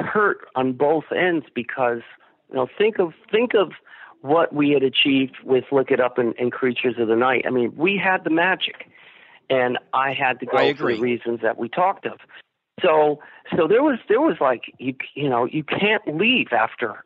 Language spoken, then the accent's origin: English; Bridgeport, Connecticut, United States; a house I grew up in on Garfield Avenue in Bridgeport